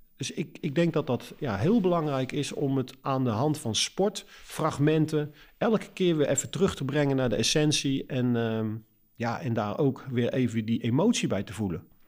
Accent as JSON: {"language": "Dutch", "country": "Netherlands", "said": "als Nederlanders zijn we natuurlijk Calvinistisch volkje"}